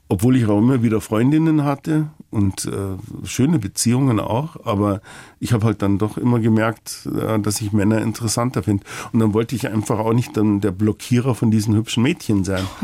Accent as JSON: {"language": "German", "town": "Ingolstadt", "region": "Bavaria", "country": "Germany", "tie": "born or raised there", "lives_now": "Munich, Germany", "said": "Dass ich einmal einen Mann heiraten und frei leben kann, konnte ich mir als Jugendlicher in Ingolstadt nicht vorstellen. Damals fühlte ich mich allein und unverstanden. Erst der Umzug nach München hat mich gerettet."}